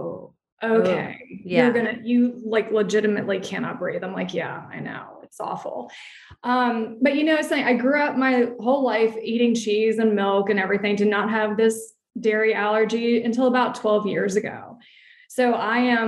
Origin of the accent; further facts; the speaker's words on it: Alexandria, Virginia, United States; moved away as an adult; now in White Plains, United States; I'm originally from Alexandria, Virginia, lived there for about 30 years, but we now currently reside in White Plains, New York